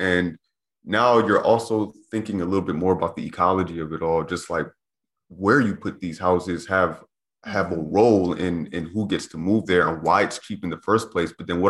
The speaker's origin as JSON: {"language": "English", "town": "Converse", "region": "Texas", "country": "United States", "tie": "born or raised there", "said": "when I grew up in Converse, it was maybe about 15% Black"}